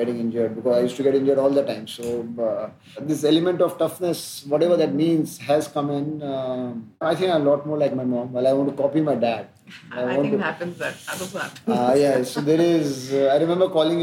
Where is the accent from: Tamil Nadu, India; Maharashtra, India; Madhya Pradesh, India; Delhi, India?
Madhya Pradesh, India; Ujjain; in a very nice middle class existence in a colony life outside Ujjain